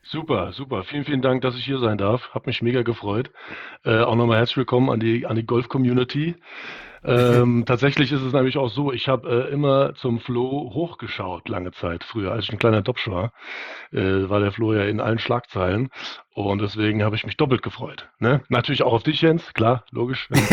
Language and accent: German; Germany; bei uns in Deutschland